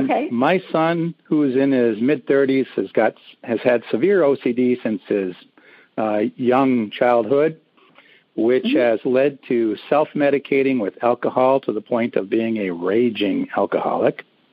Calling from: Minneapolis, Minnesota, United States

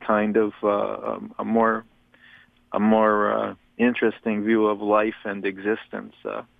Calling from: Toronto, Ontario, Canada

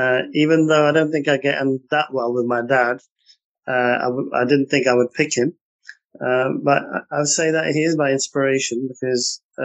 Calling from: London, United Kingdom; I'm actually sitting in the heart of London in Mayfair, in our offices in a boardroom, believe it or not.

